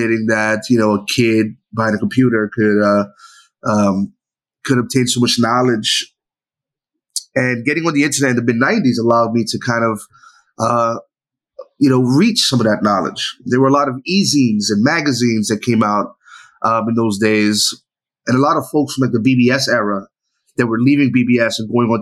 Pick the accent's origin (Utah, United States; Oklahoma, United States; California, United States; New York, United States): New York, United States; New York City; I grew up in New York City, specifically the Lower East Side.